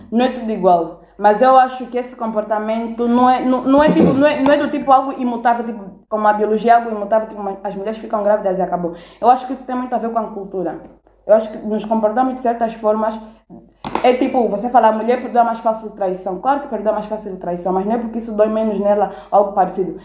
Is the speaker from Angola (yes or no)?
yes; Malanje, Angola; moved away as an adult; sou de Malança, abandonei a minha aldeia, meu povo